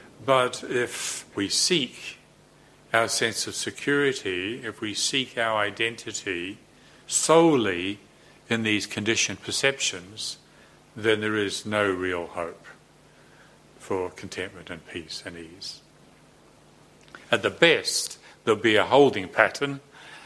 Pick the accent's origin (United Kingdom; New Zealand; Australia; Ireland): New Zealand; I'm a Kiwi bloke